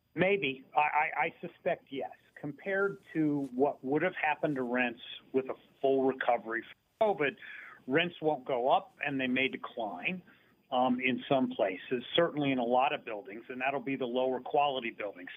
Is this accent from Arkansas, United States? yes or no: no; near Dayton, Ohio, United States; I grew up near Dayton, Ohio